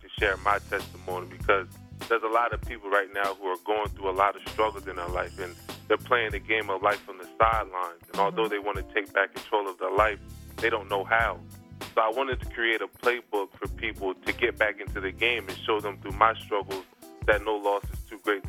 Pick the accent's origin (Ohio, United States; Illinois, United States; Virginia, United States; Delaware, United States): Delaware, United States; accent: Delaware; my Delaware accent.